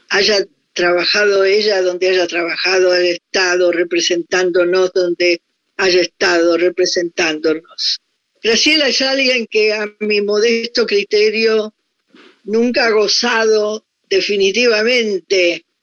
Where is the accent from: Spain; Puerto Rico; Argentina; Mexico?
Argentina; moved away as an adult; also born or lived in Paris, France; yo soy una, mujer argentina